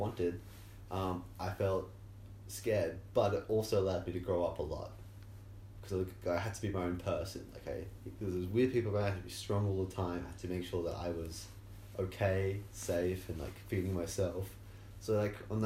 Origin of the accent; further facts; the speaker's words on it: Tasmania, Australia; also born or lived in Geelong; now in Melbourne, Australia; I wasn't a scholarship kid, and I'm from Tasmania